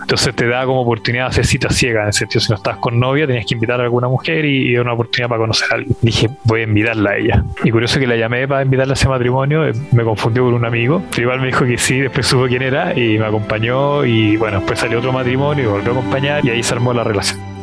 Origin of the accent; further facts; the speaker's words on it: Santiago, Santiago Metropolitan Region, Chile; Nacido y criado en Santiago de Chile.